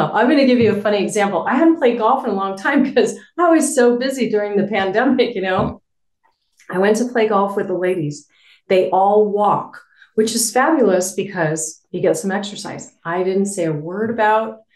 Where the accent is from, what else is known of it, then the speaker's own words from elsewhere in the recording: Albuquerque, New Mexico, United States; moved away as an adult; I moved back to my hometown where I knew people